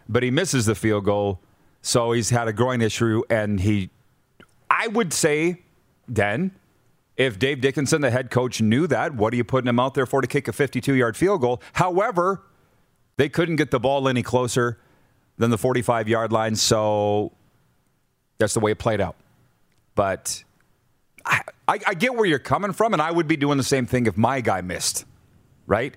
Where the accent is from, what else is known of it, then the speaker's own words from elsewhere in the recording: Milestone, Saskatchewan, Canada; Milestone, Saskatchewan, my hometown